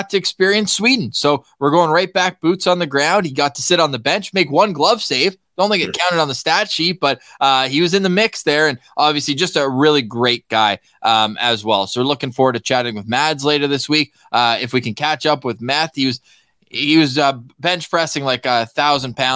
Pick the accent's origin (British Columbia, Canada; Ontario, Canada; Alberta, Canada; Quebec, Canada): Ontario, Canada; Ottawa; the one I went to growing up on Rideau Street, right by Chapel and Augusta.